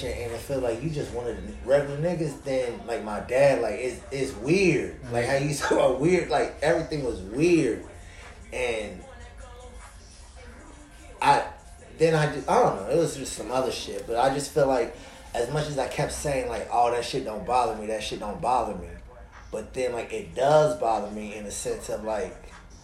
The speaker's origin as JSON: {"language": "English", "town": "Des Moines", "region": "Iowa", "country": "United States", "also_born_or_lived": "St. Louis", "moved": "yes", "said": "I'm originally from Iowa."}